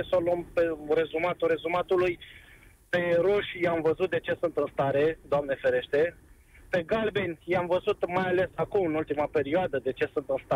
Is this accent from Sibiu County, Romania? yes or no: no; Ploiești, Prahova, Romania; Eu, eu sunt ploieștean, vin din un oraș foarte toxic, așa cum e politica noastră de 30 de ani